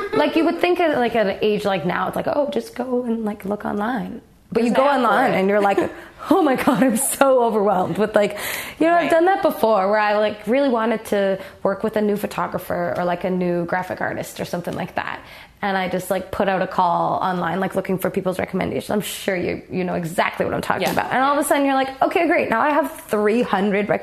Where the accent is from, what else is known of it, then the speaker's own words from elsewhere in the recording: Toronto, Ontario, Canada; I grew up in Toronto.